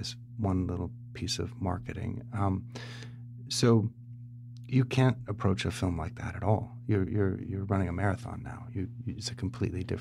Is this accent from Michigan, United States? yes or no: no; San Diego, California, United States; also born or lived in Tennessee / Los Angeles; I grew up in San Diego